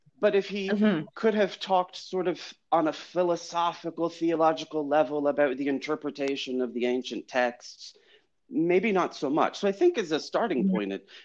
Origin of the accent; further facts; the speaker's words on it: France; moved away as an adult; also born or lived in United States / Chicago; now in London, United Kingdom; I was born in the United States. I grew up in France.